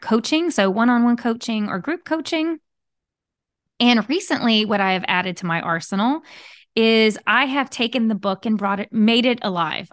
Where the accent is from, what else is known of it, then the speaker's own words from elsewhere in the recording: Southern Louisiana, United States; I am a Cajun girl from Southern Louisiana